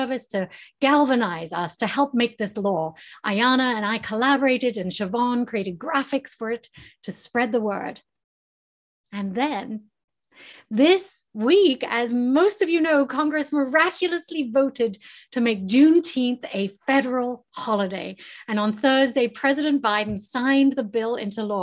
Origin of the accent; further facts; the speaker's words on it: England, United Kingdom; now in United States; growing up in England and my Texan cousins came to visit